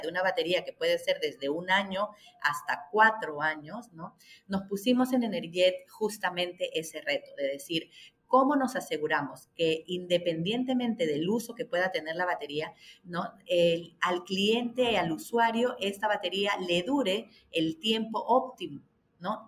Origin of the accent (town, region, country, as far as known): Peru